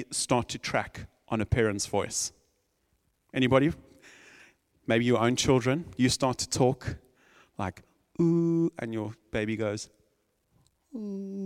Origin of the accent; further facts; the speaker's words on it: South Africa; I'm from South Africa